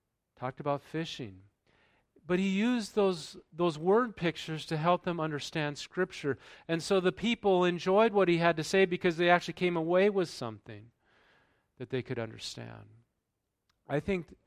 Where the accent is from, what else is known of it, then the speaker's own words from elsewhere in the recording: the South, United States; I'm from the South